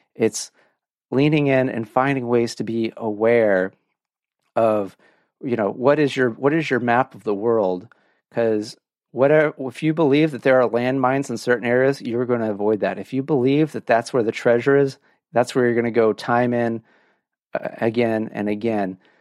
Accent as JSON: {"language": "English", "area": "Orange County", "region": "California", "country": "United States", "tie": "born or raised there", "moved": "yes", "said": "I grew up in Orange County"}